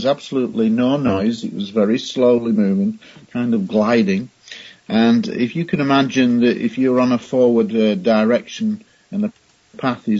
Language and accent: English; Scunthorpe, Yorkshire and the Humber, United Kingdom; my hometown of Scunthorpe in Lincolnshire in England